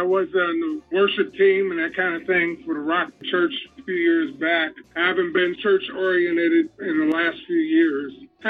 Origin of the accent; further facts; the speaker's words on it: United States; born there; I'm an American. I was born in America.